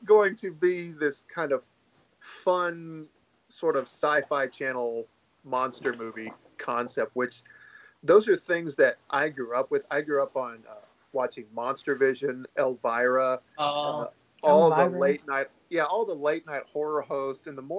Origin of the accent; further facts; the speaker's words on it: the Bible Belt, the South, United States; now in Clarksville, United States; I grew up in the Bible Belt